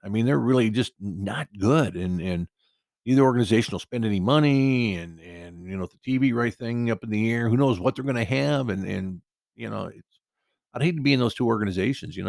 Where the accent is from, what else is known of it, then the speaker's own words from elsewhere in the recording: Cedar Rapids, Iowa, United States; now in Costa Mesa, United States; my hometown, my hometown, Cedar Rapids, Iowa, but my, uh, adopted town of Costa Mesa, California